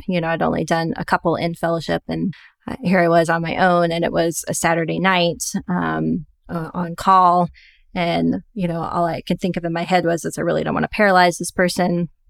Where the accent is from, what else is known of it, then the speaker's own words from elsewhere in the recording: Little Rock, Arkansas, United States; moved away as an adult; found a private practice group in my hometown of Little Rock, Arkansas.